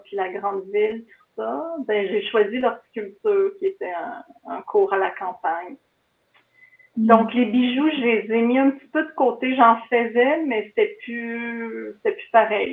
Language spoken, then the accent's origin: French; Kiamika, Quebec, Canada; je viens de Mont-Laurier, d'un petit village de Kamika, près de Mont-Laurier.